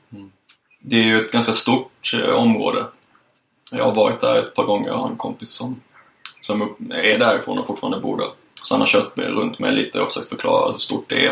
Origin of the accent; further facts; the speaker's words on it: Lund, Skåne, Sweden; now in Gothenburg, Sweden; hade vi en punkare på gården hemma i Lund